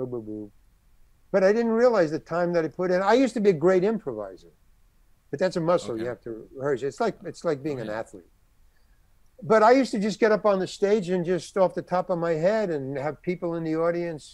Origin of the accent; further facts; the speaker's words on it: New York City, New York, United States; moved away as an adult; also born or lived in Syracuse; I came from Far Rockaway. I went to Far Rockaway High School